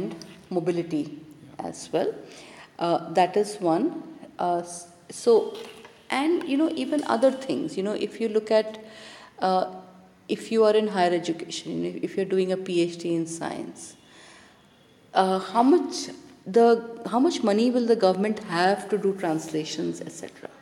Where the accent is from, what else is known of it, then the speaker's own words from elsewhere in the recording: India; first language Hindi; English is a second language; my mother tongue, for example, is Hindi. I did not go to a Hindi medium school